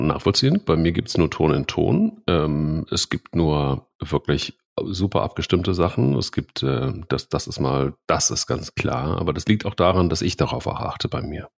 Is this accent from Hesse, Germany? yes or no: yes; Dillenburg, Hesse, Germany; bin ich denn irgendwie in Dillenburg aufgewachsen, im Westerwald